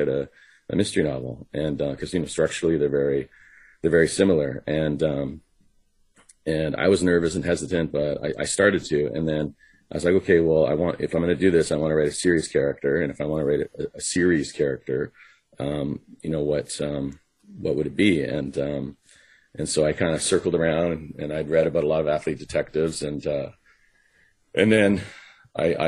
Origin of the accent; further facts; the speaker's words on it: Vancouver, British Columbia, Canada; also born or lived in Los Angeles; my hometown